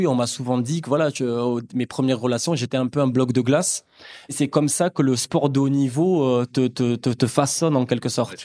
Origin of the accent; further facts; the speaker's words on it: Aix-en-Provence, Provence-Alpes-Côte d'Azur, France; je suis d'Aix-en-Provence